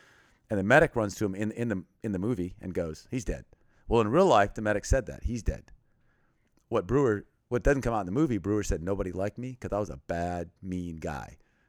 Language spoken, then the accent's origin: English; western Thailand, Thailand; also born or lived in Texas, United States; Well, I was born in Texas, and then when I was 9 months old, my parents went to Thailand, and I went with them.